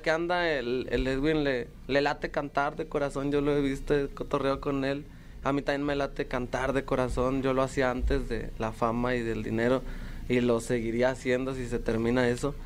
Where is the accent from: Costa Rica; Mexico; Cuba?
Mexico; soy de México